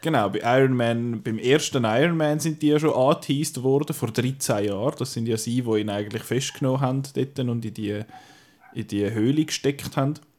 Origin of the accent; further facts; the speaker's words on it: Switzerland; bei uns in der Schweiz